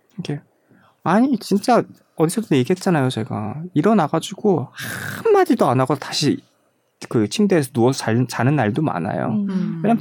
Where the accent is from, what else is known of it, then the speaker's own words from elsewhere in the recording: South Korea; now in Germany; 제가 94년도에 한국을 떠났는데